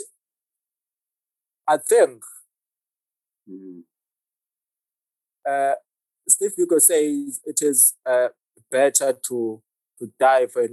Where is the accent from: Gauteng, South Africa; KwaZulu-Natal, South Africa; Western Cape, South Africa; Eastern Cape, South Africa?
KwaZulu-Natal, South Africa; Ladysmith; now in Johannesburg, South Africa; I'm originally from Ladysmith. I'm from KZN. I came to Joburg in 2004